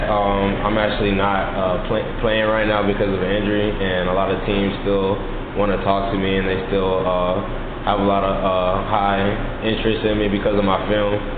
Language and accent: English; St. Petersburg, Florida, United States; I'm actually from St. Petersburg. I played probably like 10 minutes away from here.